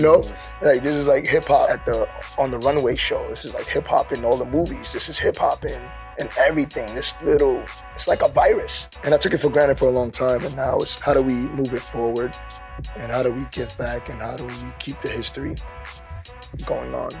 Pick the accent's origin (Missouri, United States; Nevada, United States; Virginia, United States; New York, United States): New York, United States; New York City; also born or lived in Brooklyn, New York; I grew up in the Bronx, New York, South Bronx